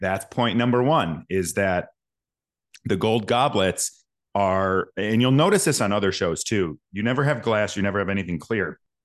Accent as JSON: {"language": "English", "town": "Schaumburg", "region": "Illinois", "country": "United States", "tie": "born or raised there", "also_born_or_lived": "Rolling Meadows, Illinois", "said": "born and raised in Schaumburg, Illinois, Rolling Meadows, Illinois."}